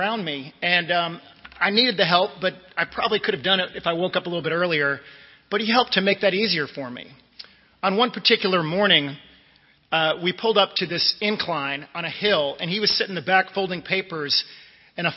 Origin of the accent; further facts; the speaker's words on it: Northern Virginia, United States; I grew up in Northern Virginia in the D.C. metropolitan area